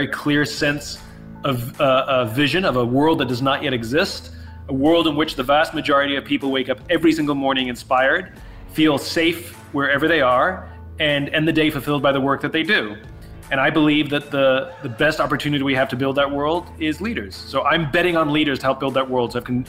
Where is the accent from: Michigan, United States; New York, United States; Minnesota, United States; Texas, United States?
New York, United States; I'm a New Yorker, but I came out here. I have family here.